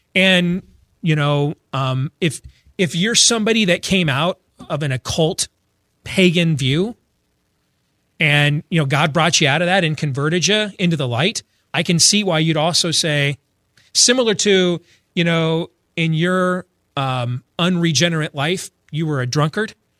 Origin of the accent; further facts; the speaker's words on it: Michigan, United States; now in Iowa, United States; I grew up in Michigan